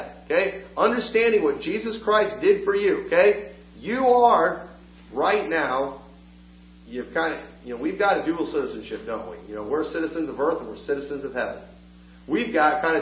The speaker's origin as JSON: {"language": "English", "country": "United States", "said": "As an American"}